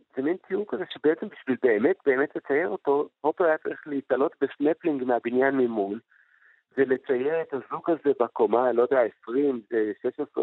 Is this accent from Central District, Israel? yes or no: no; Jerusalem, Jerusalem District, Israel; בילדותי בירושלים